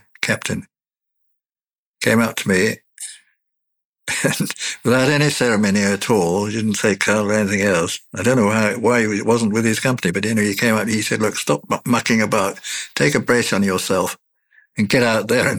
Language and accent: English; Ireland; I'm an Irishman